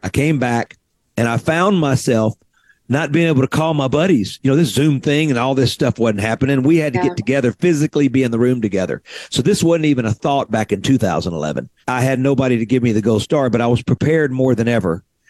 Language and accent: English; Mississippi Delta, United States; born or raised there